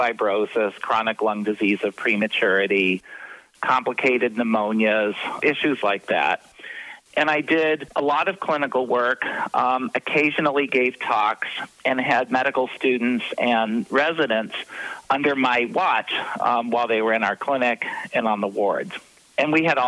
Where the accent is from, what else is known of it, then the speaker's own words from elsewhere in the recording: Detroit, Michigan, United States; also born or lived in Albuquerque, New Mexico / Birmingham, Alabama; now in Tucson, United States; I was born in Detroit, Michigan